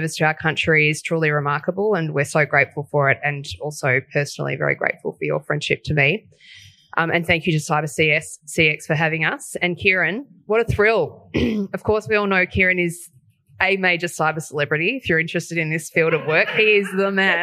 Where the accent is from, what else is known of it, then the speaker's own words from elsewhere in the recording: Australia; as an Australian